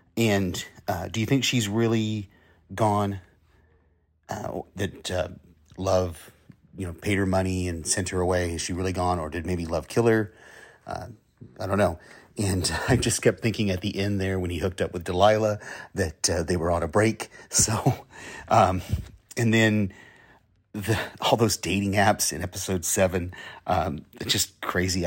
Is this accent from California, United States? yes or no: yes; Southern California, United States; I grew up in Southern California, and I used to hate the Santa Ana winds.